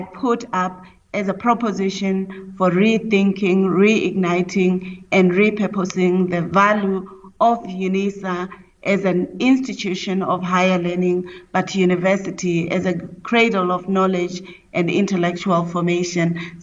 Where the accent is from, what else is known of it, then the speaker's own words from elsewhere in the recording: South Africa; also born or lived in Lesotho; I'm a South African of South Africa and Lesotho descent, so my maternal family is in Lesotho